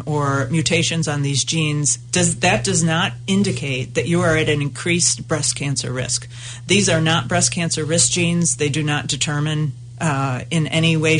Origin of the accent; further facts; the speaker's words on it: United States; as an American woman